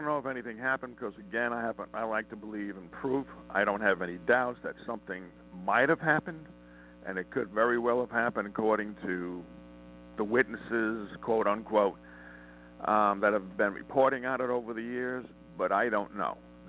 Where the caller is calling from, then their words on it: Montana, United States; I'm calling from Montana.